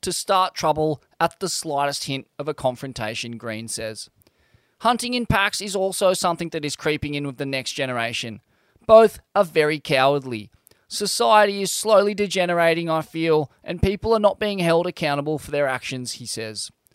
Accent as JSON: {"language": "English", "town": "Sydney", "region": "New South Wales", "country": "Australia", "tie": "born or raised there", "said": "growing up in Sydney's southeast, fights were a constant"}